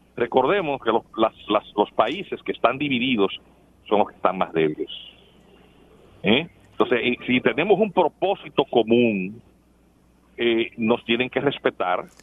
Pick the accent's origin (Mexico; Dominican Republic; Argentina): Dominican Republic; somos los dominicanos